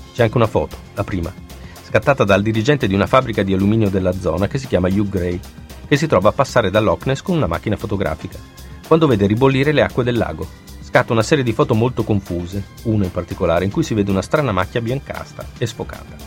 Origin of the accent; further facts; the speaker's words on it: Italy; dalle nostre parti, in Italia